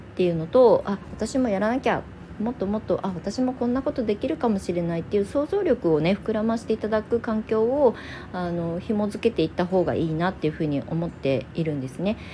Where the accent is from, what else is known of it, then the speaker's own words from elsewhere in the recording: Kasama, Ibaraki, Japan; 私が元々生まれ育った実家、今そこを離れて、ちょっと街中に引っ越しをしたんですけど、その田舎の方の、まあ、笠間市全体田舎なんですけど